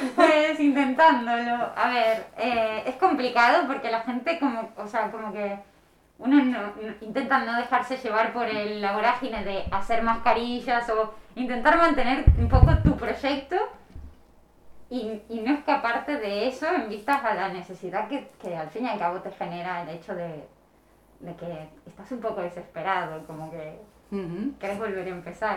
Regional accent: Argentina; now in Pontevedra, Spain; Argentina, nací en La un pueblo en el medio de, la nada, y llegué a Pontevedra ya

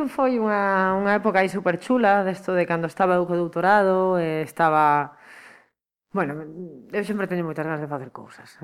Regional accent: Lugo, Galicia, Spain; moved away as an adult; now in Pontevedra, Spain; veño dun lugar no que a climatoloxía é moi complicada

